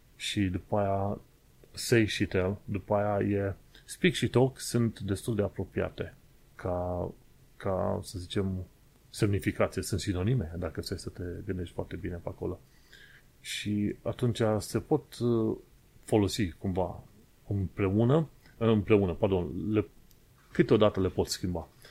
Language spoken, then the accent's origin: Romanian; Romania; moved away as an adult; now in United Kingdom; Noi suntem români. Am venit de acolo